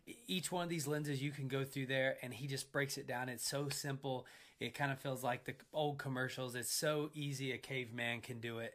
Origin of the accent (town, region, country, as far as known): United States